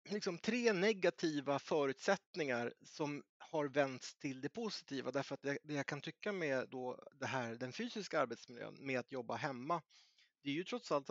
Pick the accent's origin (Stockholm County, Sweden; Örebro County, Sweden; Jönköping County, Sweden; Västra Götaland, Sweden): Örebro County, Sweden; Närke; jag är närking